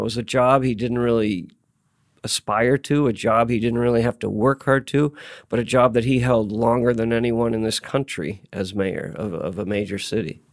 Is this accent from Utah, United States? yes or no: no; Tacoma, Washington, United States; moved away as an adult; also born or lived in Seattle, Washington; now in Albany, United States; I came here as an outsider, nineteen eighty-one. I'm from the Northwest, uh, Tacoma and Seattle, Washington